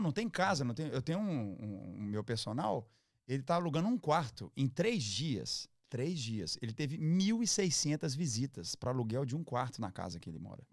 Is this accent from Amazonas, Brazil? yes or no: no; Minas Gerais, Brazil; Como mineiro